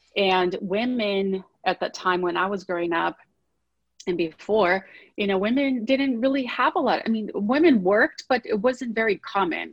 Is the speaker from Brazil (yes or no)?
yes; Brazil; now in United States; I grew up in Brazil, um, Latin country.